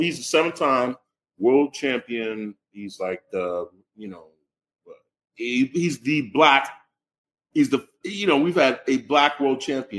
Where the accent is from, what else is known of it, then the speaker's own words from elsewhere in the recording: Indiana, United States; This is out of pocket, but I'm from Indiana, okay?